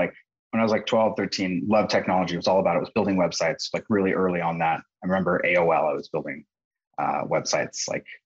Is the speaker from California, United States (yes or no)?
yes; Santa Barbara, California, United States; also born or lived in New York; now in San Francisco, United States; I grew up in Santa Barbara and currently located in San Francisco, but with a couple of years in New York